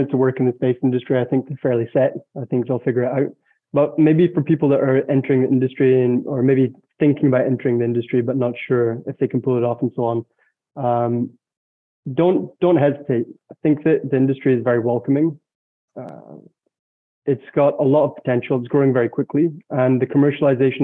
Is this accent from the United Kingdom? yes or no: yes; United Kingdom; now in Alsace, France; for a British person